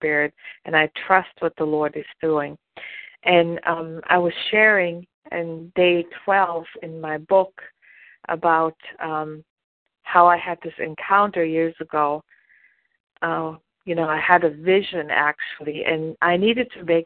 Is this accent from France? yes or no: no; Germany; moved away as an adult; now in United States; I was born and raised in Germany. And I didn't come to the United States until I was almost 30 years old.